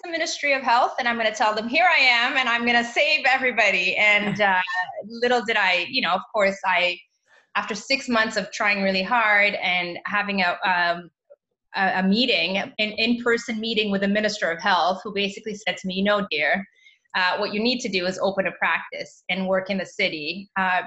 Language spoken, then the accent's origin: English; Canada; also born or lived in Mozambique; I was raised in Canada